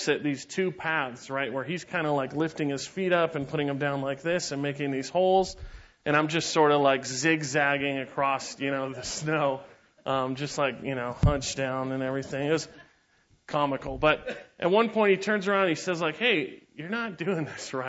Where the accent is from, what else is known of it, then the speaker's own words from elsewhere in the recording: San Diego, California, United States; I grew up in San Diego